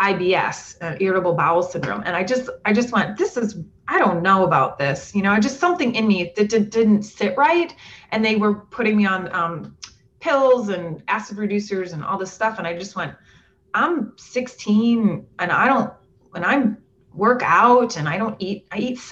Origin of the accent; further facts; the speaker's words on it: Minnesota, United States; moved away; also born or lived in the South; I grew up in Minnesota